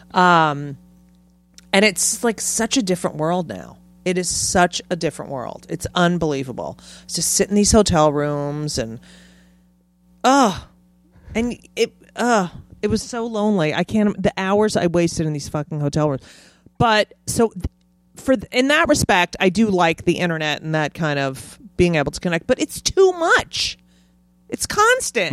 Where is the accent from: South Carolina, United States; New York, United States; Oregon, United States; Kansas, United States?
New York, United States; I'm a New Yorker